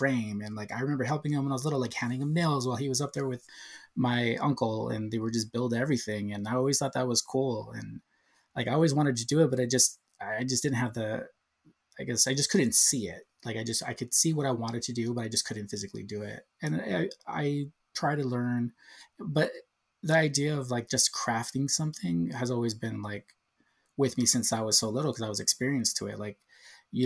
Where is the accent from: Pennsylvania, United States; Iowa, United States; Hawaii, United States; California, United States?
California, United States; Southern; also born or lived in San Diego, California / Orange, California; I've been here all my life. I was born and raised here.